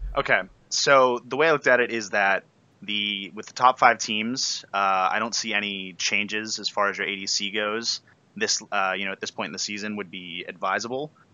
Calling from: Pittsburgh, Pennsylvania, United States; I'm calling from Pittsburgh

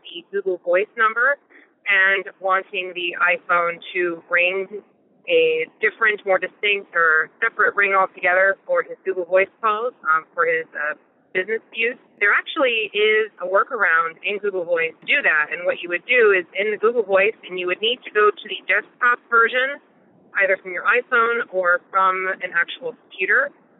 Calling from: Richwood, Ohio, United States; I'm calling from Richwood, Ohio.

